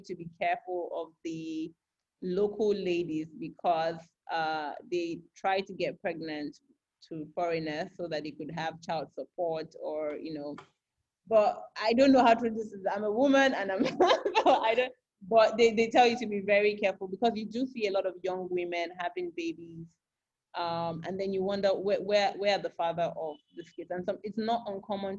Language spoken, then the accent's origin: English; Lagos, Nigeria; moved away as an adult; also born or lived in Ghana / Spain / Benin Republic; now in Monrovia, Liberia; I'm from Lagos and I live in Lagos